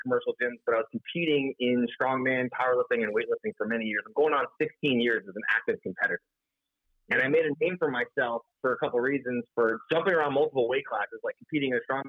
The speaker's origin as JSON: {"language": "English", "region": "Florida", "country": "United States", "said": "I'm from South Florida, and everyone picks up the fact, like, you sound like this California surfer dude, you say, and I thought Florida."}